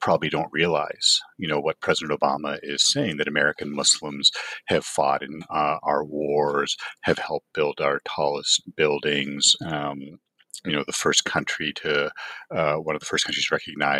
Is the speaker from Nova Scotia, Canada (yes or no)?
no; Toronto, Ontario, Canada; moved away as an adult; now in Los Angeles, United States; I grew up in Canada, did a PhD at the University of Toronto